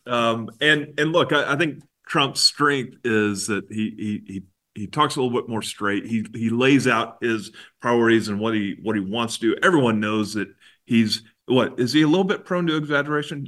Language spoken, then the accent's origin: English; Texas, United States; As a Texan